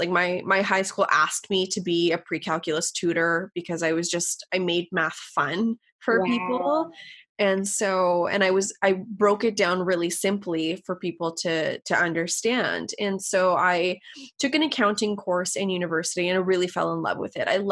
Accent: Canada; I'm Canadian, so college and university are a little bit different here

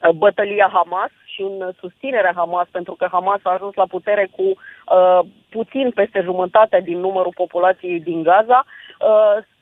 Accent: Romania; sunt din România

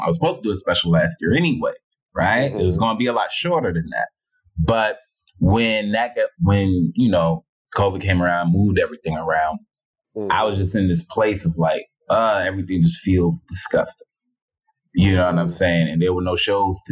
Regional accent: New York City, New York, United States; Born and raised

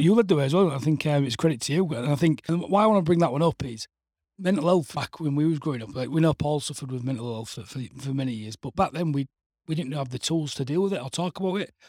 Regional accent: Hull, Yorkshire and the Humber, United Kingdom; also born or lived in Leeds / Bradford; we'd moved back to Hull on Monday

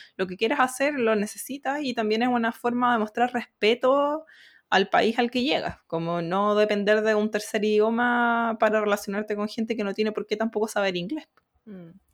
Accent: Chile; moved away as an adult; now in South Korea; la comunidad chilena

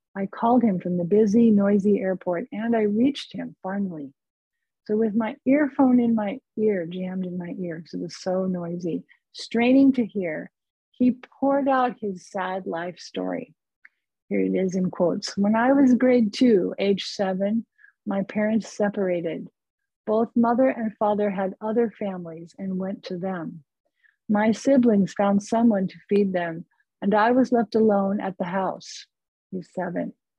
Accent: California, United States; I'm from California

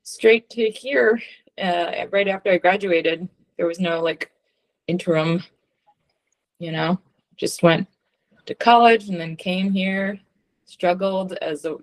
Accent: Philadelphia, Pennsylvania, United States; I'm a Philadelphian Jew

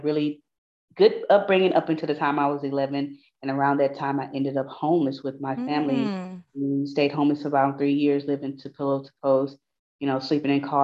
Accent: Houston, Texas, United States; I'm from Houston, Texas. I turn 31 tomorrow, but I'm from Fifth Ward

